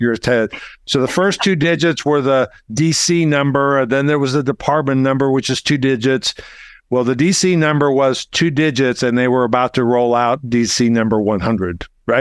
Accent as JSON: {"language": "English", "region": "Arkansas", "country": "United States", "said": "I'm from Arkansas"}